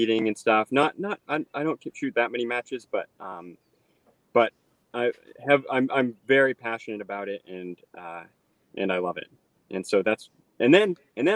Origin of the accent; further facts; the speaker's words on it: Maine, United States; I grew up here in Maine on a farm with my family